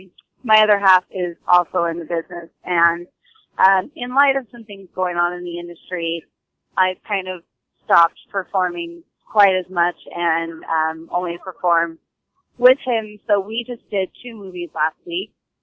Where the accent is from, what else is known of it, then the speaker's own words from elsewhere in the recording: California, United States; Well, I'm from California, and my family's from the East Coast, but I am a California born and raised.